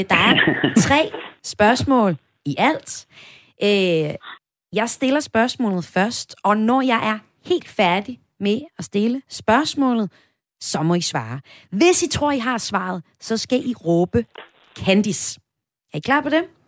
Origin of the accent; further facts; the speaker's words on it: Vesthimmerland Municipality, North Denmark Region, Denmark; min hjemstavn, hjemstavn fra Vesthimmerlands Kommune, hvor jeg kommer fra